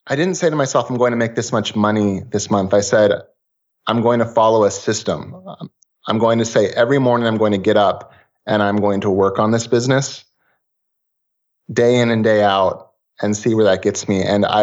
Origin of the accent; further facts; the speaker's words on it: Portland, Oregon, United States; I'm from Portlandia. So vintage retro stuff is very popular and common here